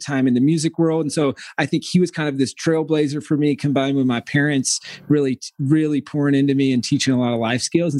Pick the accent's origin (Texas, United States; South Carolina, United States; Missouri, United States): South Carolina, United States; rural; I grew up in the middle of nowhere, South Carolina